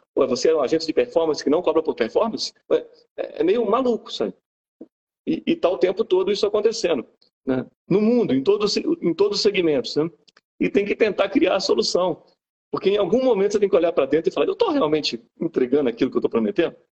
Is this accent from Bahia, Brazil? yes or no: yes; Bahia, Brazil; also born or lived in Belo Horizonte, Minas Gerais; now in Juiz de Fora, Brazil; mineiro de BH, sou mineiro de BH, fui criado na Bahia